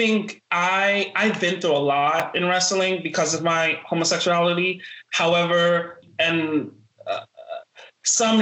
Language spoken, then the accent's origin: English; New York City, New York, United States; also born or lived in Norfolk, Virginia; I'm born and raised in the South Bronx